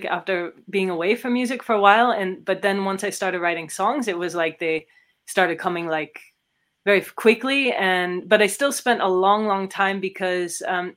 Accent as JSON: {"language": "English", "region": "California", "country": "United States", "tie": "born or raised there", "also_born_or_lived": "San Diego / Netherlands", "moved": "as an adult", "lives_now": "Germany", "said": "I grew up in California"}